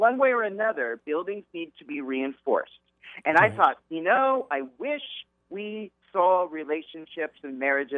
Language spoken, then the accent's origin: English; Southern California, United States; growing up in Southern California.